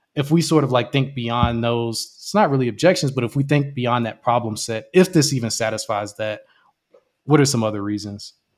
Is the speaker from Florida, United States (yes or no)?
yes; Jacksonville, Florida, United States; I'm originally from Jacksonville, Florida